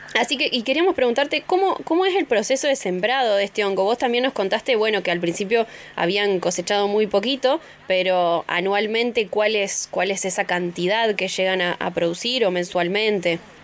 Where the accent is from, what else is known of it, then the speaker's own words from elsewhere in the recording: Altos de Chipión, Córdoba, Argentina; soy de Altos de Chipión